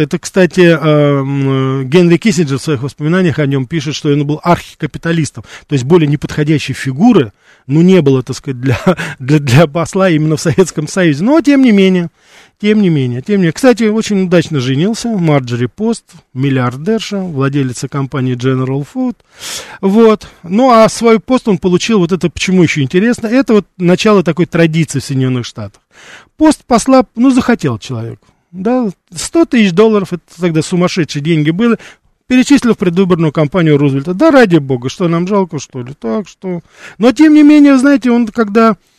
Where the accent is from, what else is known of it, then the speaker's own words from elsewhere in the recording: Moscow, Russia; у нас в Москве